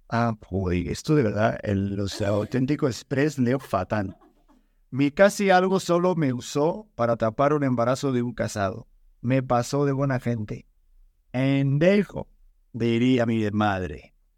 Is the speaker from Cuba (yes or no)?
no; Spain; moved away; de donde vengo, de las tierras de allá de España